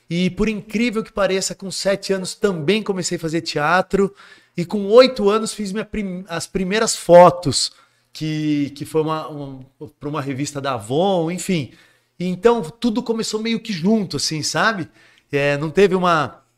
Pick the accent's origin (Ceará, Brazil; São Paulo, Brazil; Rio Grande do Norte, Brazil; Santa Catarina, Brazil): São Paulo, Brazil; Jundiaí; also born or lived in Guarujá; eu nasci no Guarujá. Certo. Aí, com sete anos, os meus pais se separaram, eu voltei, minha mãe voltou para Jundiaí que é de onde ela sempre foi. E, consequentemente, nós mudamos para Jundiaí